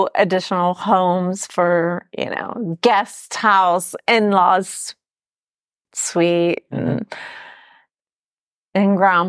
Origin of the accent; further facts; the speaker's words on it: Florida, United States; I'm from Florida.